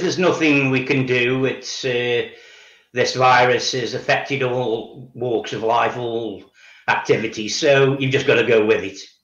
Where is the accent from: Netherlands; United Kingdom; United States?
United Kingdom; Stoke-on-Trent, West Midlands; I was born in Stoke on Trent and I've lived here all my life